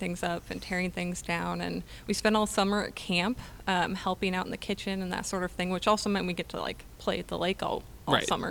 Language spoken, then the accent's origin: English; just north of Missoula, Montana, United States; moved away as an adult; also born or lived in Arkansas; I was born and raised in Montana, just north of Missoula